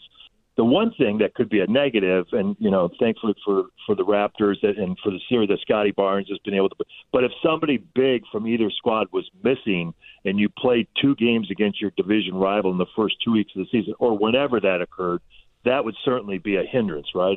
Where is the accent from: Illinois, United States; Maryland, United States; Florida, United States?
Illinois, United States; moved away; I grew up in Illinois